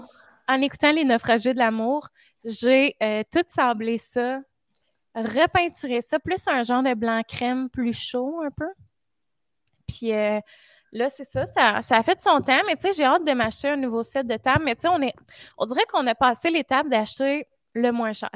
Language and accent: French; Drummondville, Quebec, Canada; je suis dans ma ville natale